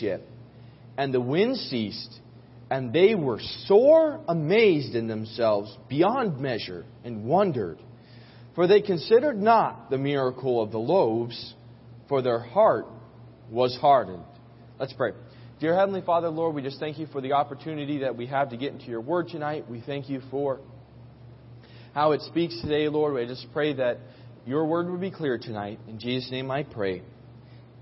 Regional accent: New York City, New York, United States; As a New Yorker

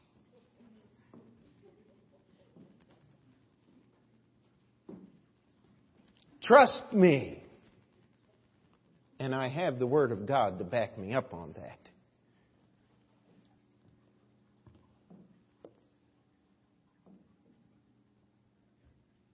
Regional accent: United States; As an American

